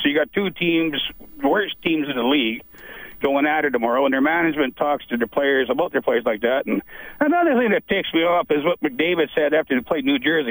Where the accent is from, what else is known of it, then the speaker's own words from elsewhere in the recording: Lloydminster, Canada; I'm from Lloydminster